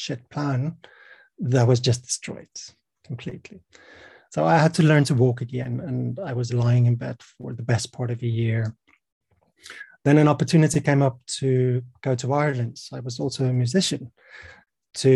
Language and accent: English; South Africa; I'm from South Africa. I was born in 1980